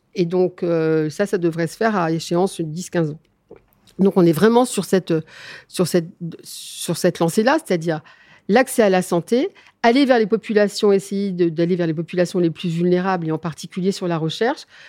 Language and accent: French; Neufchâteau, Grand Est, France; je suis des Vosgiennes. Je suis très exactement néocastrienne.